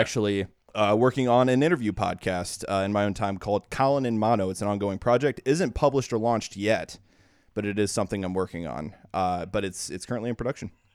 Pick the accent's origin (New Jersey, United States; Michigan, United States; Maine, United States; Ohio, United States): Ohio, United States; I'm from Ohio